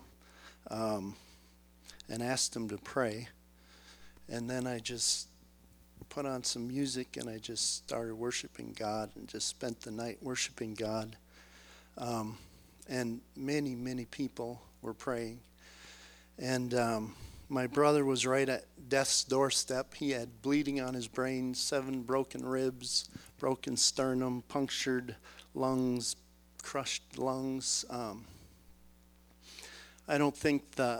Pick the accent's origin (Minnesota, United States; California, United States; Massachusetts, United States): Minnesota, United States; moved away; I'm from Minnesota originally